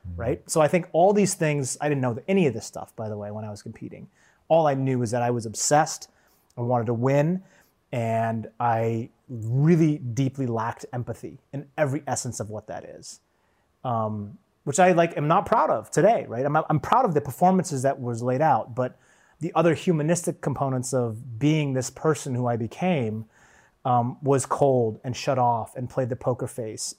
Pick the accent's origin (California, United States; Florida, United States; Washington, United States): Washington, United States; Seattle; I grew up in Seattle